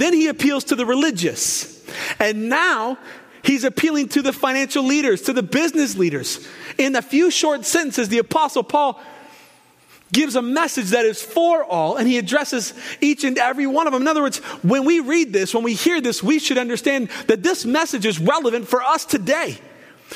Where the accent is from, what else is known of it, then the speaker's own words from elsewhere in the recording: Portland, Oregon, United States; Growing up where I grew up in North Portland, near the University of Portland, the Pilots